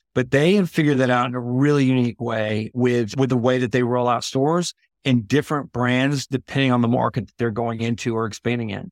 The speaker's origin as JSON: {"language": "English", "town": "Houston", "region": "Texas", "country": "United States", "tie": "born or raised there", "said": "I grew up in Houston"}